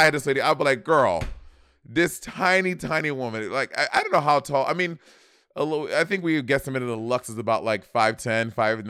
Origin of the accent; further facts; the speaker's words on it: New York City, New York, United States; And growing up in New York City, bitch, we were bad kids.